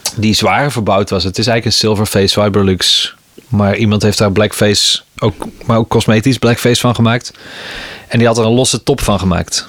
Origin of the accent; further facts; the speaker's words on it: Best, North Brabant, Netherlands; de buurt van Eindhoven, waar ik opgroeide. In Best